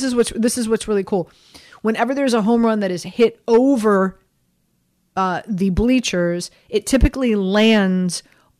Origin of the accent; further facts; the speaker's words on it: Miami, Florida, United States; moved away as an adult; also born or lived in Baltimore; here's this chick from Miami, Florida, coming in and hosting sports talk radio in Baltimore.